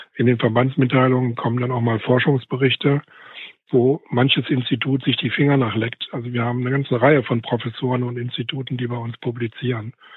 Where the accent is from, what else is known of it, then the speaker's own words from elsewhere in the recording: West Germany, Germany; als Wessi